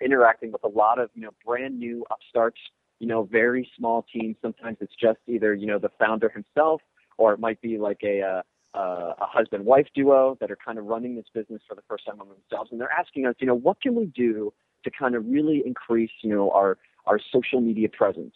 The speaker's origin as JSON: {"language": "English", "town": "Orlando", "region": "Florida", "country": "United States", "said": "I'm from Orlando, so I know Disney"}